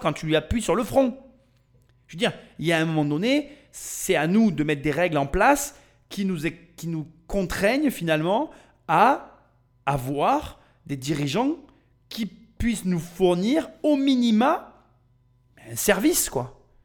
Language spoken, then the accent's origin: French; Chèvremont, Bourgogne-Franche-Comté, France; je suis de Chèvremont